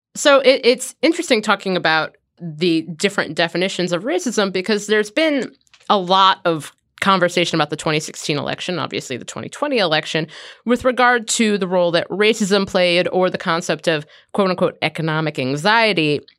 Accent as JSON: {"language": "English", "town": "Cincinnati", "region": "Ohio", "country": "United States", "tie": "born or raised there", "said": "I grew up in Cincinnati."}